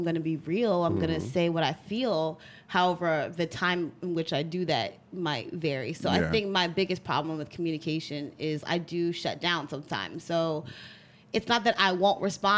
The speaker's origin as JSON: {"language": "English", "town": "New York City", "region": "New York", "country": "United States", "tie": "born or raised there", "said": "I grew up in Brooklyn, in New York, in the hood."}